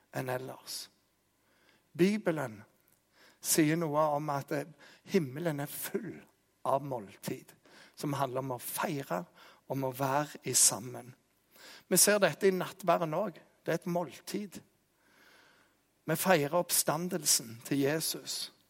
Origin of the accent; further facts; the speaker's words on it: Jæren, Rogaland, Norway; jeg er jærbu